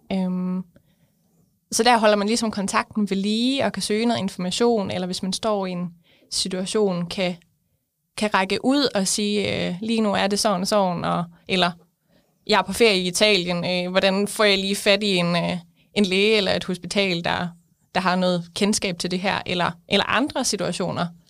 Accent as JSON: {"language": "Danish", "area": "West Jutland", "region": "Central Denmark Region", "country": "Denmark", "said": "jeg kommer fra Vestjylland"}